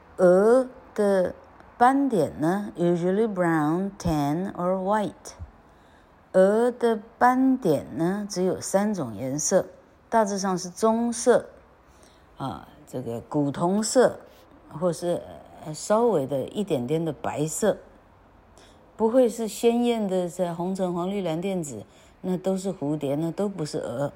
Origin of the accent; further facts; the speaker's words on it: Taiwan; 我们台湾人